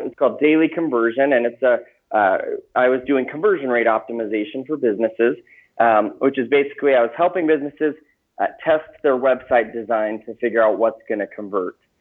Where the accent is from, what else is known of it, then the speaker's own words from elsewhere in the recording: Gilbert, Arizona, United States; I grew up in Phoenix, Arizona, um, in a place called Gilbert